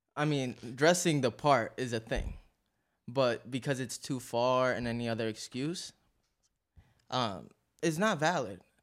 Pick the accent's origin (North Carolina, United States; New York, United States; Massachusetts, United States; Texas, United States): New York, United States; New York City; I'm from Astoria, Queens. I'm from down the block from over here.